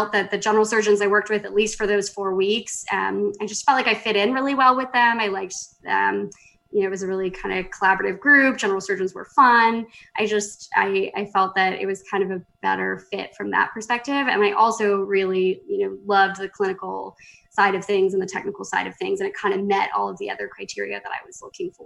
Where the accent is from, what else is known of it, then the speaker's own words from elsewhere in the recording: Markham, Ontario, Canada; moved away as an adult; also born or lived in Vancouver, Canada / Calgary, Canada / Boston, United States; So I grew up in Markham, Ontario, which is a small suburb of Toronto.